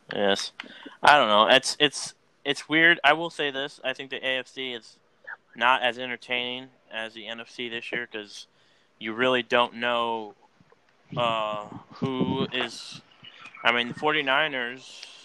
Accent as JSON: {"language": "English", "town": "Oklahoma City", "region": "Oklahoma", "country": "United States", "tie": "born or raised there", "said": "I was born in Oklahoma. I was, I was born in Oklahoma City."}